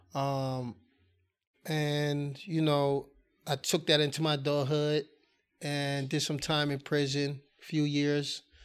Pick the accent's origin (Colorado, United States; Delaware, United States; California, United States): Delaware, United States; Wilmington; I'm born and raised in Wilmington, Delaware